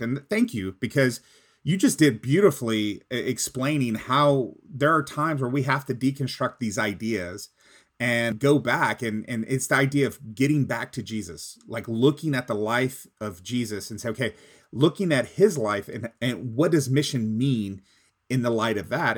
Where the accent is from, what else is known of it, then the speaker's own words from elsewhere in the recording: Texas, United States; I'm from Texas